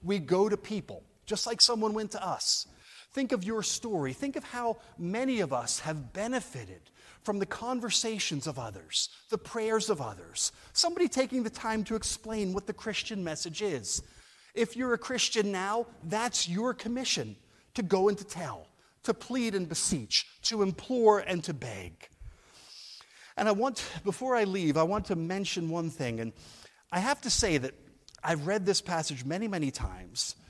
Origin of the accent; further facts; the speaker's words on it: New Jersey, United States; now in Edinburgh, United Kingdom; I'm from New Jersey, but I live in Edinburgh.